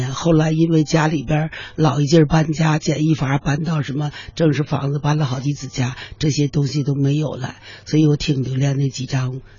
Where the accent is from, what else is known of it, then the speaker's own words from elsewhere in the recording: Tangshan, Hebei, China; 而且呢，我们唐山人呢，和比方说我吧，嗯，我也从地震中的这个阴影走出来，我现在的生活很好，很幸福。